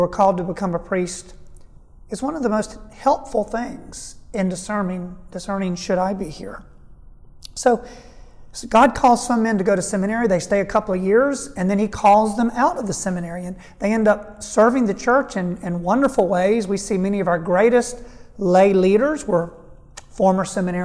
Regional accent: Statesboro, Georgia, United States; I was raised in Statesboro, Georgia, on a tobacco farm.

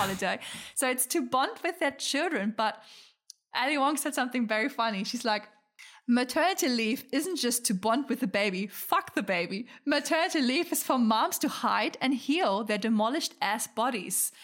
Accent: Germany; moved away; also born or lived in Australia; where I'm from, like, we're from Germany

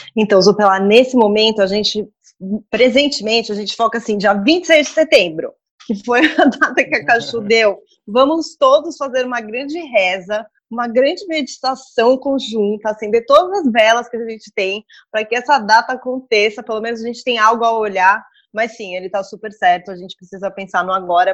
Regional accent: São Paulo, Brazil; a gente é de São Paulo, a gente ama São Paulo

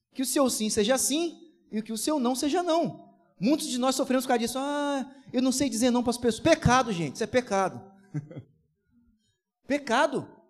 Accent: Brazil; Sou brasileiro com muito orgulho, com muito amor

